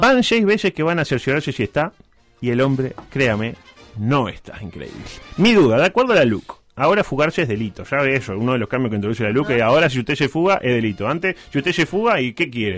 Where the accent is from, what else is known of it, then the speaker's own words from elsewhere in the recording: Uruguay; somos uruguayos